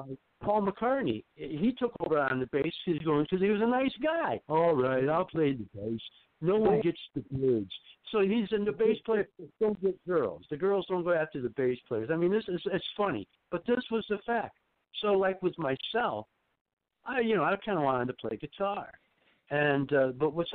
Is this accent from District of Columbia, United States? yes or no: no; Ithaca, New York, United States; I'm from the Finger Lakes, New York, here, Ithaca, actually. And, that's my hometown